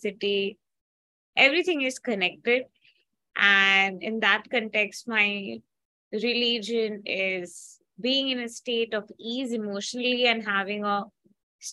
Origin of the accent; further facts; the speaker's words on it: India; I'm from India